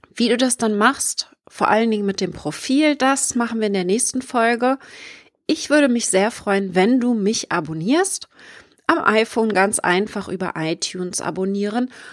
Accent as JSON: {"language": "German", "area": "Schwerin", "region": "Mecklenburg-Vorpommern", "country": "Germany", "tie": "born or raised there", "said": "wohne ich im schönen Schwerin in Mecklenburg-Vorpommern und arbeite von überall auf der Welt, bin gerne mal unterwegs in der Welt und genieße meine Selbstständigkeit mit meiner wunderschönen Homebase hier in meinem Heimatdorf"}